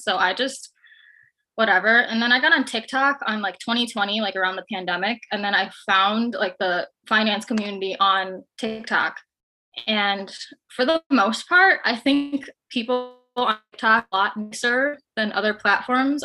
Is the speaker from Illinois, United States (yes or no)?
yes; Chicago, Illinois, United States; I'm from Chicago